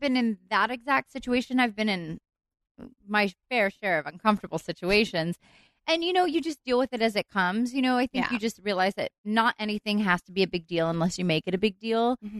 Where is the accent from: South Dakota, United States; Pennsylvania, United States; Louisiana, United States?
Pennsylvania, United States; Philadelphia; moved away as an adult; now in Los Angeles, United States; I moved to LA when I was 19, so most of my growing up was mm. on the East Coast